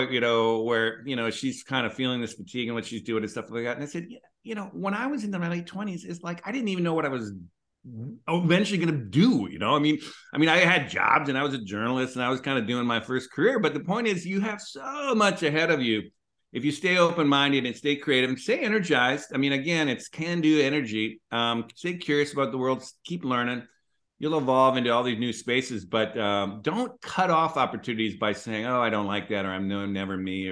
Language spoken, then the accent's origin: English; Minneapolis, Minnesota, United States; moved away; also born or lived in West Coast; I grew up in Minneapolis